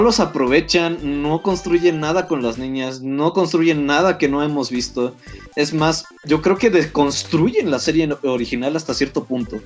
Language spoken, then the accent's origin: Spanish; Toluca, State of Mexico, Mexico; yo soy de Toluca Estamos casi casi al ladito de CDMX.